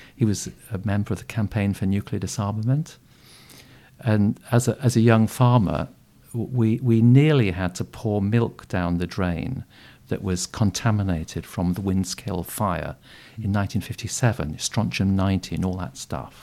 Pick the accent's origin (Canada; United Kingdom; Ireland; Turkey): United Kingdom; Yorkshire Dales, Yorkshire and the Humber; moved away; also born or lived in South East Asia; I was brought up on a Yorkshire Dales hill farm